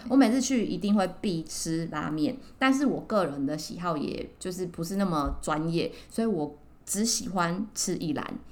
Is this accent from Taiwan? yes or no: yes; Taiwan; 我们台湾人